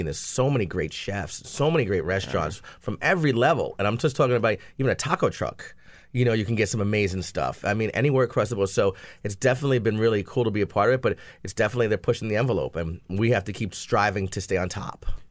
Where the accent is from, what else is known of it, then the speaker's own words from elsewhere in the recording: New Jersey, United States; moved away; I was from New Jersey